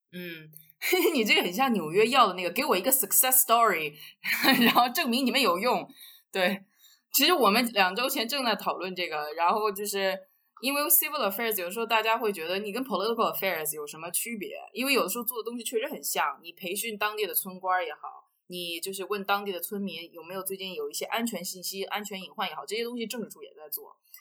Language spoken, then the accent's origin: Chinese; China; moved away as an adult; now in Central African Republic; 我作为一个中国人